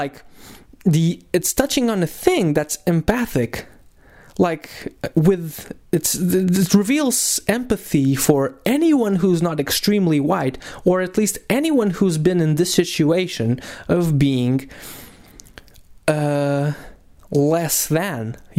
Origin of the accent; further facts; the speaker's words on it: Portugal; we're from Portugal.